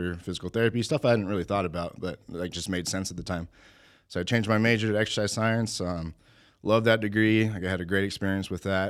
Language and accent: English; Albuquerque, New Mexico, United States; This is in Albuquerque, New Mexico.